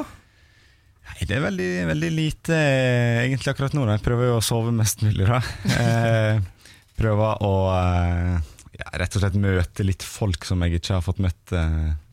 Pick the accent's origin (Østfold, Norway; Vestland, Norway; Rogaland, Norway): Vestland, Norway; Stryn; moved away; also born or lived in Eastern Norway; jeg er nå fra Stryn